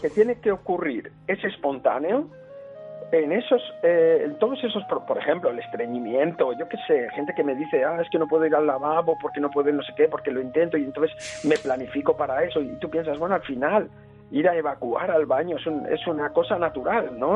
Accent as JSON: {"language": "Spanish", "country": "Spain", "tie": "born or raised there", "said": "en mi infancia en España, cuando tenía 13 o 14 años"}